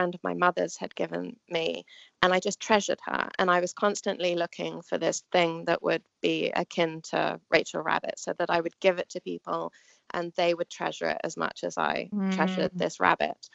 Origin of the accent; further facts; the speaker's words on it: England, United Kingdom; moved away as an adult; also born or lived in New York, United States; now in United States; I was born in England, and I moved to the States about 17, 18 years ago.